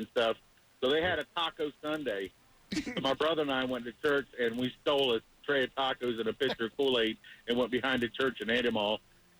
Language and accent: English; the South, United States; Now, I'm from the South, and so the Southern Baptists